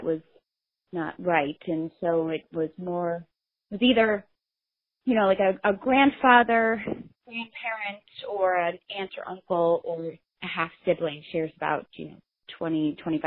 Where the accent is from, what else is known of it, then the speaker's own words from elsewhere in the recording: Illinois, United States; I was born in Illinois, but my dad grew up in New Jersey